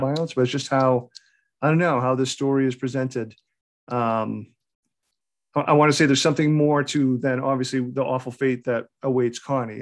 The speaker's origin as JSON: {"language": "English", "region": "New England", "country": "United States", "tie": "born or raised there", "said": "I'm born and raised in New England"}